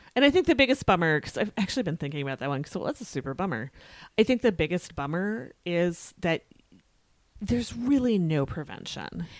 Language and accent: English; United States; I'm always keenly aware that I am an American